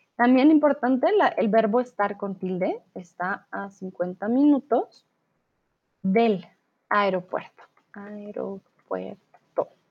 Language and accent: Spanish; Colombia; first language Spanish; Soy de Colombia